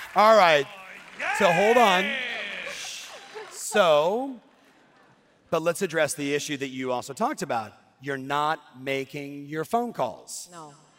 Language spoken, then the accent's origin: English; Cuba; English is a second language; moved away; I have an accent too. I'm from Cuba